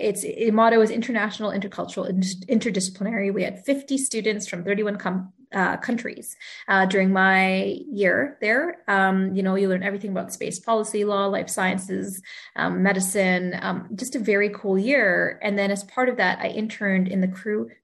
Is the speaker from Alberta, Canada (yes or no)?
yes; Sherwood Park, Alberta, Canada; also born or lived in Brandon, Manitoba / Edmonton; I moved to Sherwood Park when I was 11 months old, and pretty much have done most of my schooling here